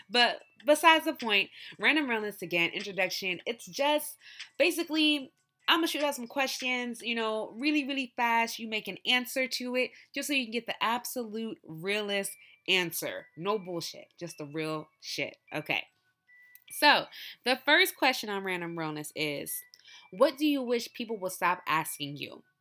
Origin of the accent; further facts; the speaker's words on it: Nigeria; I love my people. I love Nigerian people. I love being Nigerian.